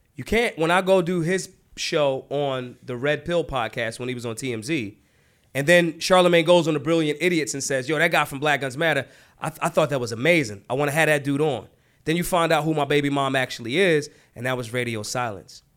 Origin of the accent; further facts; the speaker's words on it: Philadelphia, Pennsylvania, United States; I'm from Philly